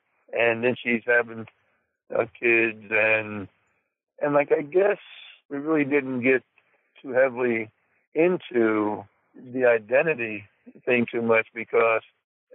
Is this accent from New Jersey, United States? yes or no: yes; Mount Holly, New Jersey, United States; also born or lived in Fort Dix, New Jersey; I was born in Fort Dix, New Jersey, and was raised my whole life in New Jersey, in a town called Mount Holly, New Jersey.